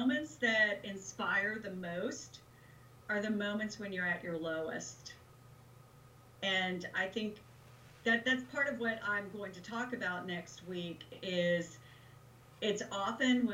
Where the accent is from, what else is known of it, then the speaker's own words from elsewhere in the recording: South Georgia, United States; I come from South Georgia